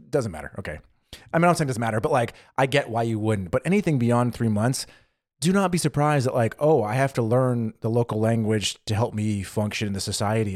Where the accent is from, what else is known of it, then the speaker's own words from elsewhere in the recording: California, United States; moved away as an adult; now in Germany; where I grew up in California